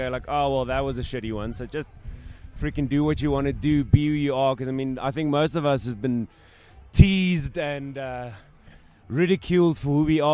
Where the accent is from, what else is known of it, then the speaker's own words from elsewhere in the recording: George, Western Cape, South Africa; moved away; I grew up in George